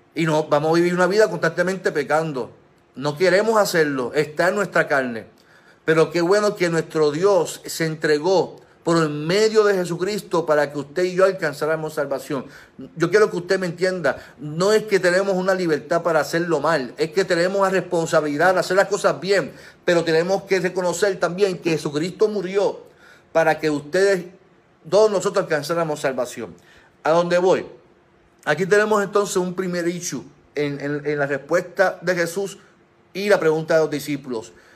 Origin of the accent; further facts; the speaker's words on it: Puerto Rico; como pueblo puertorriqueño